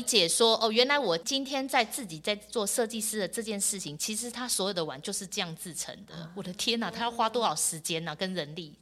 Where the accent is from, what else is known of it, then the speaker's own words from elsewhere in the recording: Yingge, New Taipei, Taiwan; 我从小在英哥长大